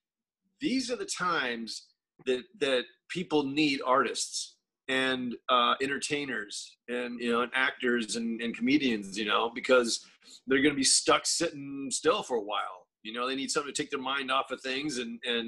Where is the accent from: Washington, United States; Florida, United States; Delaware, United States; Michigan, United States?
Florida, United States; Destin; moved away; That's where I'm from, dude. I'm from Florida. I'm from the panhandle of Florida, okay? Destin, Florida